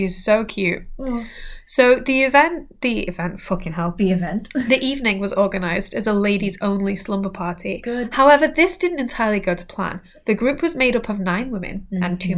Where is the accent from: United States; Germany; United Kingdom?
United Kingdom; England; we're English